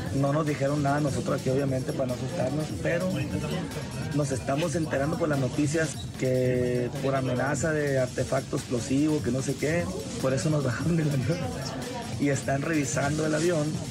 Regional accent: Tampico, Tamaulipas, Mexico; soy de Tampico.

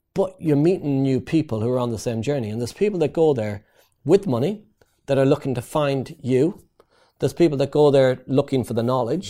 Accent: Ireland; moved away as an adult; also born or lived in East London; I'm Irish. In Ireland, we build houses.

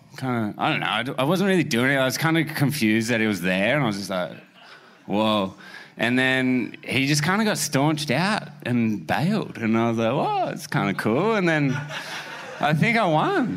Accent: Australia; we're from Australia

